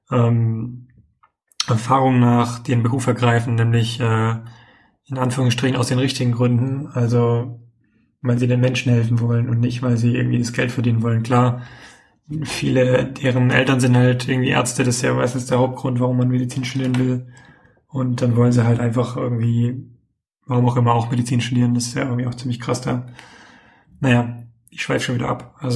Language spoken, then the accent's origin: German; Tübingen, Baden-Württemberg, Germany; da wo ich herkomme, in Tübingen.